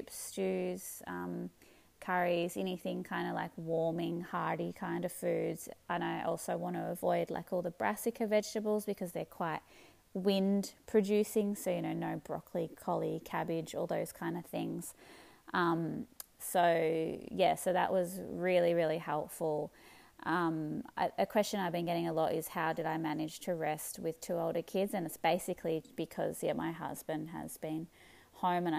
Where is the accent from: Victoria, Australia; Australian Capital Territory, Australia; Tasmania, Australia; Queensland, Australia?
Victoria, Australia; Melbourne; moved away as an adult; now in northern New South Wales, Australia; originally I'm from Melbourne.